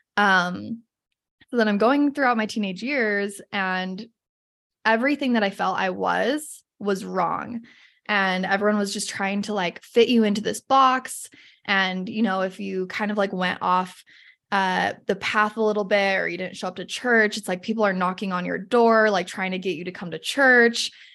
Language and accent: English; Salt Lake City, Utah, United States; I grew up in Salt Lake City, a little bit north of Salt Lake